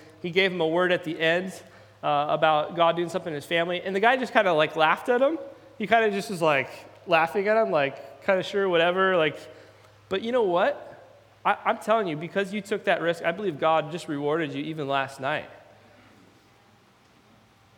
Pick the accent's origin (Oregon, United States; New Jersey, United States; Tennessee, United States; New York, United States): Oregon, United States; Salem; moved away; also born or lived in Eugene, Oregon / Redding, California; I actually grew up in Salem, Oregon, and so not too far from here